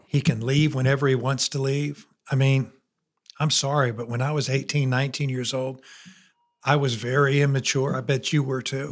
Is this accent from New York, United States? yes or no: no; 20 minutes from Notre Dame, Indiana, United States; moved away as an adult; now in Alabama, United States; I was 20 minutes from Notre Dame